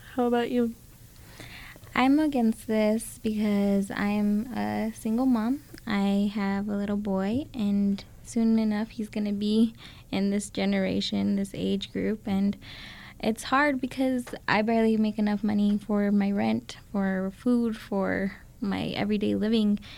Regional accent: Las Vegas, New Mexico, United States; moved away as an adult; now in Albuquerque, United States; I grew up in Las Vegas, New Mexico

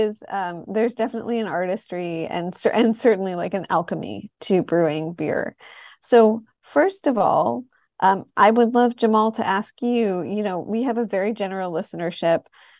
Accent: Detroit, Michigan, United States; So I'm in my 30s, and when I was growing up in Detroit, I don't feel like craft beer was a thing.

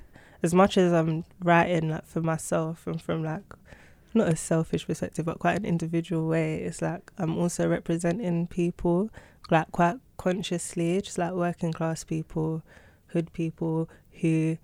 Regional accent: London, United Kingdom; I was born and raised in London

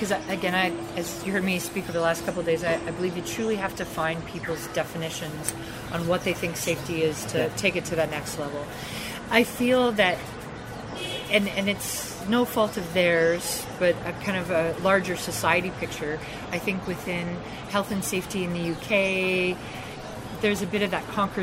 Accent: Canada; being Canadian

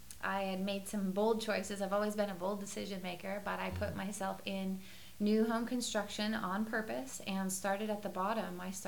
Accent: Sacramento, California, United States

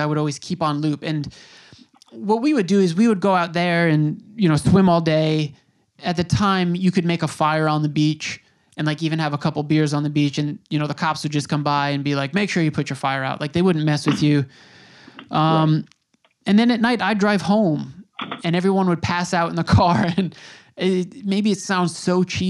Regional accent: Long Island, New York, United States; now in New York City, United States; as a kid from New York, I grew up on Long Island. I've spent my adult life in the city

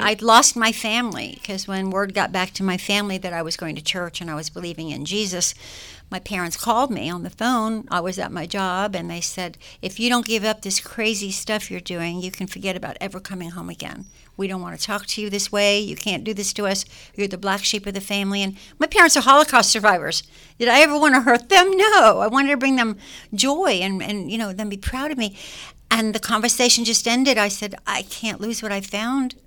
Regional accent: United States; also born or lived in Germany; I was born in Germany and we came to America when I was two years old.

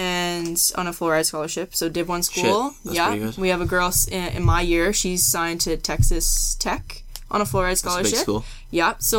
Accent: Saskatoon, Saskatchewan, Canada; I'm from Saskatoon, Saskatchewan.

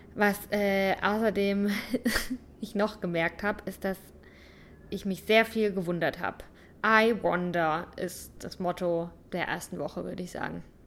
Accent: St. Leon-Rot, Baden-Württemberg, Germany; moved away as an adult; Ich komme aus St. Leon Roth

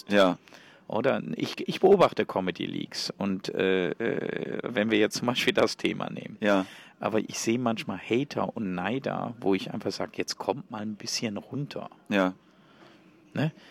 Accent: Switzerland; Erstens bin ich aus der Schweiz, er in Deutschland.

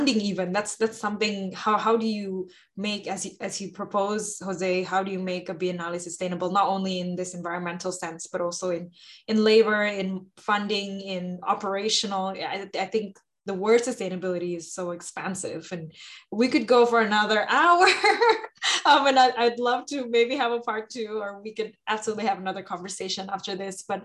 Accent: Jakarta, Indonesia; I'm from Jakarta, Indonesia

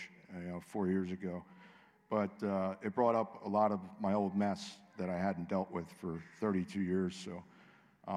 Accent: Pittsburgh, Pennsylvania, United States; I'm from Pittsburgh.

